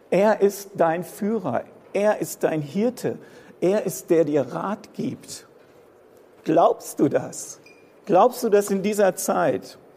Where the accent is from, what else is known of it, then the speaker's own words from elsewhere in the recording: Germany; Wir als Deutsche sind so ein bisschen so die Sicherheitsexperten auf dieser Welt.